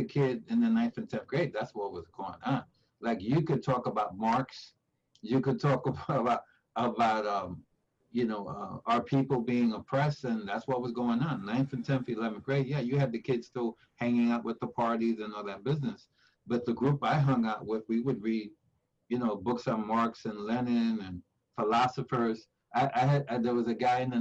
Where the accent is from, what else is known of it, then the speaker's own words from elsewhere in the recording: New York City, New York, United States; I grew up in Spanish Harlem at Barrio, and in this 1952 born, so in the 50s, 60s, in East Harlem